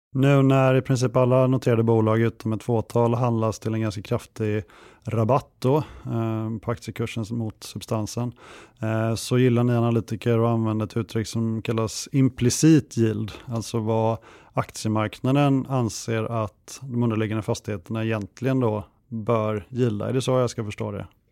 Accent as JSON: {"language": "Swedish", "town": "Kungälv", "region": "Västra Götaland", "country": "Sweden", "tie": "born or raised there", "moved": "yes", "said": "Jag är uppvuxen i Kungälv strax norr om Göteborg"}